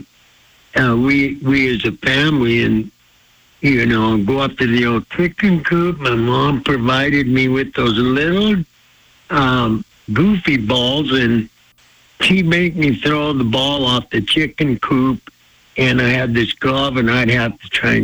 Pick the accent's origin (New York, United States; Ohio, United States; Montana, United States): Montana, United States; Blackfeet Reservation; I was raised on the Blackfeet Reservation